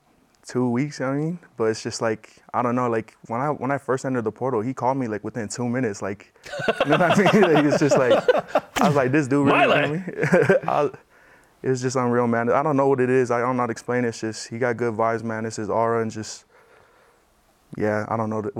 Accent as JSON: {"language": "English", "town": "Salt Lake City", "region": "Utah", "country": "United States", "tie": "born or raised there", "moved": "as an adult", "lives_now": "Provo, United States", "said": "I grew up here in Salt Lake"}